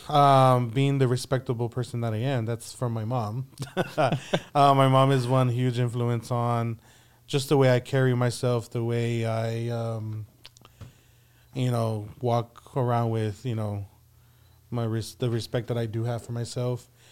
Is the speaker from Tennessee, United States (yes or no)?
no; San Antonio, Texas, United States; born and raised here in San Antonio.